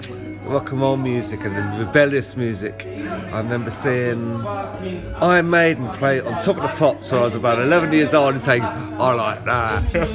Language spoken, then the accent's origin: English; London, United Kingdom; also born or lived in Cambridge; I'm from London.